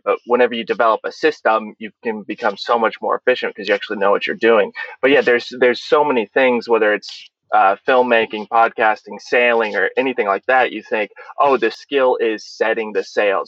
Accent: Olathe, Kansas, United States; moved away as an adult; also born or lived in Tunisia; I grew up in Kansas City, in Olathe, Kansas

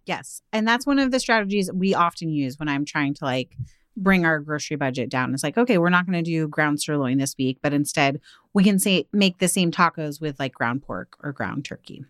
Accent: outside of Seattle, Washington, United States; growing up outside of Seattle

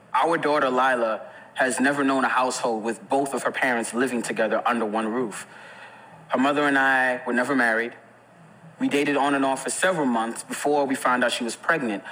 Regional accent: New York City, New York, United States; born and raised in the Bronx

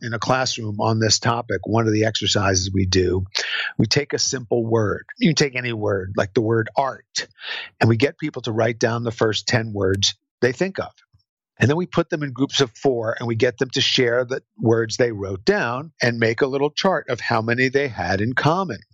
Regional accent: New Jersey, United States; I'm from New Jersey

